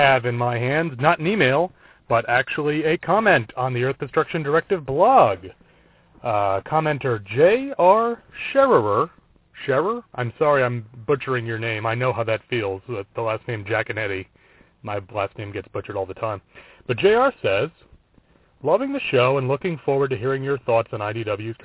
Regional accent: Brewster, New York, United States; my local library growing up in the small town of Brewster, New York

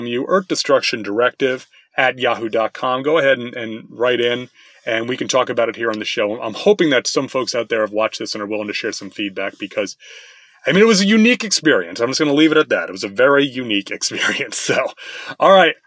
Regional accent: United States; I'm an American, not Japanese

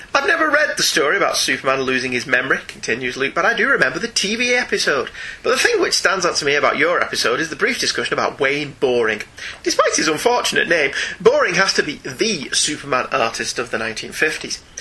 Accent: United Kingdom; we're British

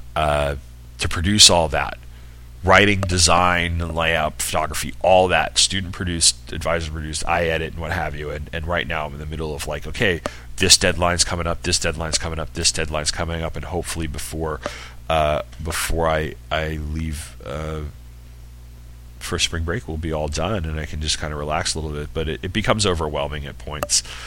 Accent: New York, United States; I'm from New York

